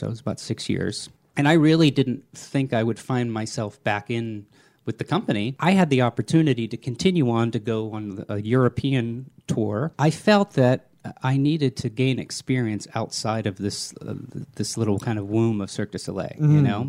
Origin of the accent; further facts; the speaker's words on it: Germany; born there; I was born in Germany. My father was in the army on the GI Bill to get money for college.